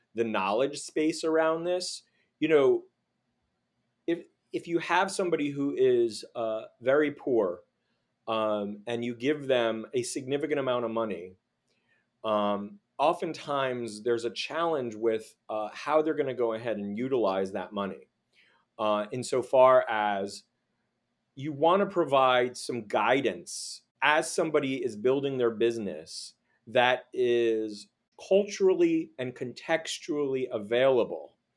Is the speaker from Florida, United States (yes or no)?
yes; Miami Beach, Florida, United States; moved away; also born or lived in Los Angeles / Washington, D.C.; growing up in Miami Beach, and then living in L A and D C